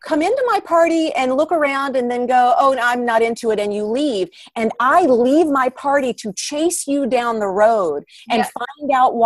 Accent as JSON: {"language": "English", "town": "Atlanta", "region": "Georgia", "country": "United States", "tie": "born or raised there", "moved": "as an adult", "lives_now": "Los Angeles, United States", "said": "I grew up in Atlanta, which is a nice sized market for acting"}